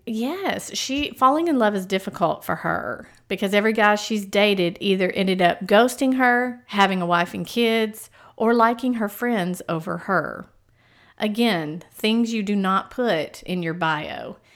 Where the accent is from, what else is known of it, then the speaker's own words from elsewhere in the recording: East Texas, United States; accent: East Texas; I can slide into my East Texas accent like Mama does